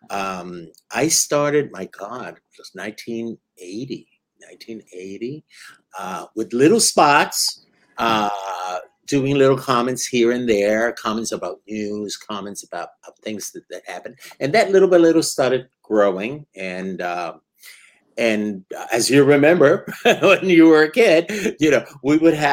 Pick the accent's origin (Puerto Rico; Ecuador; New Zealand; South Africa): Puerto Rico; also born or lived in New York; so, soy de Puerto Rico. I'm from Puerto Rico, and uh, yeah. uh, and and from New York, of course.